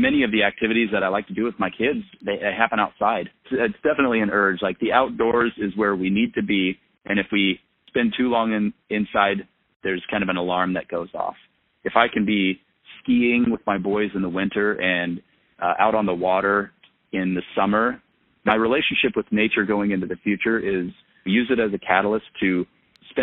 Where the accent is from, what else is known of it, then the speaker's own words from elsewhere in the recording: Front Range of Colorado, United States; now in Vermont, United States; growing up on the Front Range of Colorado